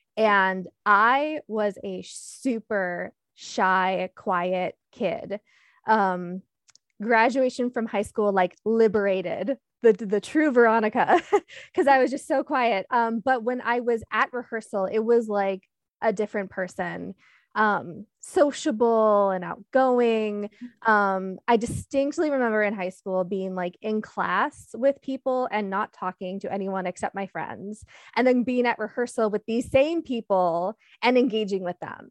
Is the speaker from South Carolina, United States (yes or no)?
no; Michigan City, Indiana, United States; moved away as an adult; also born or lived in Sterling, Illinois / Pittsburgh, Pennsylvania / Detroit, Michigan; now in Milwaukee, United States; seventh grade, we moved to what I consider my hometown, Michigan City, Indiana